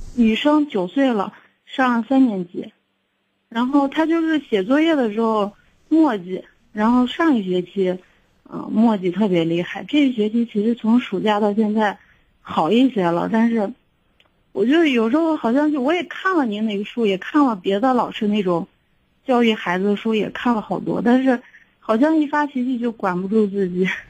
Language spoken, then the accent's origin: Chinese; Xi'an, Shaanxi, China; also born or lived in Weinan / Pucheng; 我们老家本身都是西安的